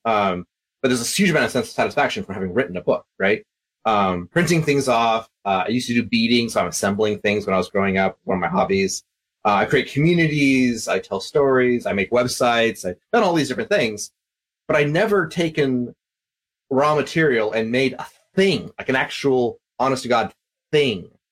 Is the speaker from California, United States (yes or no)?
no; Vancouver, Washington, United States; also born or lived in Tennessee / Texas / Ireland; now in Fargo, United States; I uh, grew up down in Vancouver area, right across from Portland